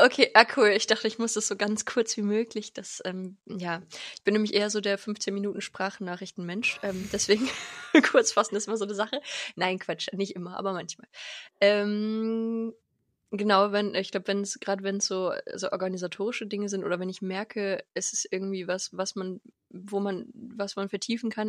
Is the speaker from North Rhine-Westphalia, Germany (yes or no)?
yes; Lengerich, North Rhine-Westphalia, Germany; also born or lived in Bad Nenndorf / France; now in Hanover, Germany; Ich komme aus, aus Lengerich, da sind meine Eltern und meine Family